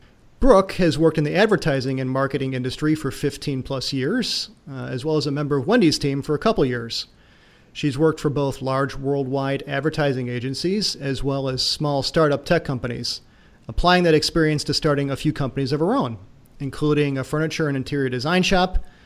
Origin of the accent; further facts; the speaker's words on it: Chicago, Illinois, United States; as a Chicagoan